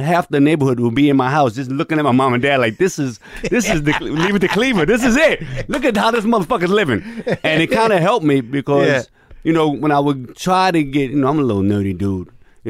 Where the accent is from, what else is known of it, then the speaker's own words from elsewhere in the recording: New York, United States; also born or lived in Lower East Side, New York; I grew up in the Bronx in Boston Road, Fifth Avenue. But most of my growing up, as far as into manhood, was probably Low East Side